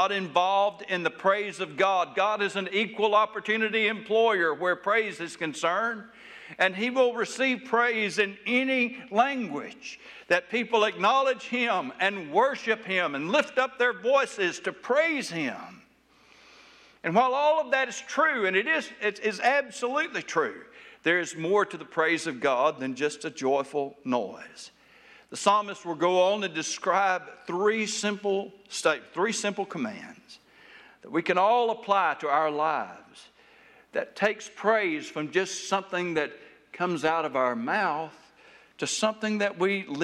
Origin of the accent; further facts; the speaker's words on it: Taylor, Arkansas, United States; Where I grew up in South Arkansas